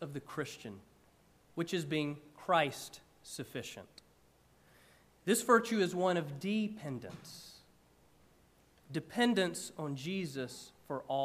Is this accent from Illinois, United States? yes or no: no; about an hour outside of Atlanta, Georgia, United States; when I was a kid growing up in Georgia, one of my favorite things to do, I grew up about an hour outside of Atlanta